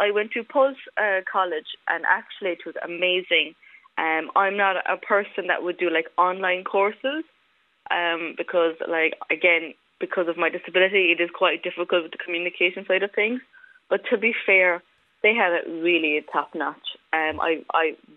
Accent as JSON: {"language": "English", "town": "Cork", "region": "Munster", "country": "Ireland", "tie": "born or raised there", "also_born_or_lived": "Romania", "said": "I'll always be Cork"}